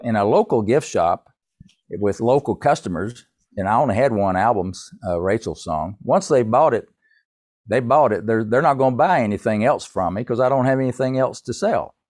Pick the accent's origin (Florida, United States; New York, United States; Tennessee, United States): Tennessee, United States; moved away as an adult; also born or lived in Winston-Salem, North Carolina; I'm from Tennessee